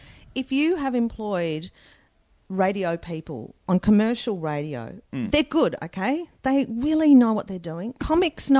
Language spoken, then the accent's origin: English; Australia; accent: ocker; I sound so ocker. I'm so Aussie, mate.